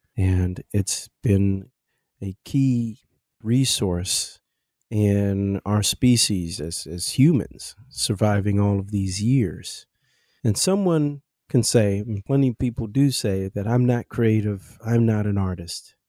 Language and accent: English; Kansas City, Missouri, United States; also born or lived in Arusha, Tanzania; now in New York City, United States; I grew up in Kansas City, Missouri, and I currently reside in New York City